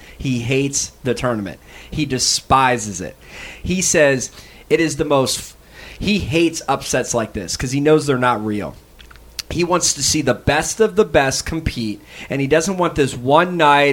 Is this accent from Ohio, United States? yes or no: no; Maryland, United States; I'm from Maryland